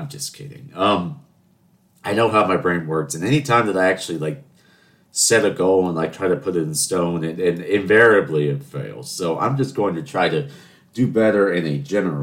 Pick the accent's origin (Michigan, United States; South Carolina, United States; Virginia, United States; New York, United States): South Carolina, United States; Charleston; I'm from Charleston.